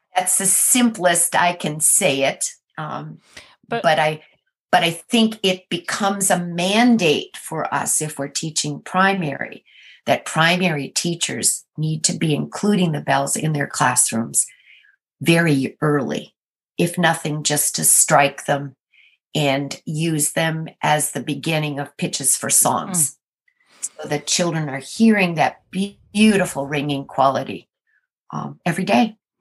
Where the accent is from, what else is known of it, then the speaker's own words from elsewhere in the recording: Minnesota, United States; now in Maryland, United States; I am from Minnesota